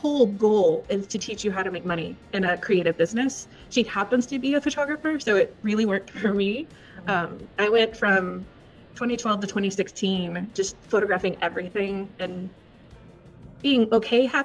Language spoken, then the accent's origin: English; Victoria, Texas, United States; moved away as an adult; also born or lived in Connecticut / Minnesota; I was born and raised in South Texas, down in Victoria, about 3 hours south from College Station, where I currently am now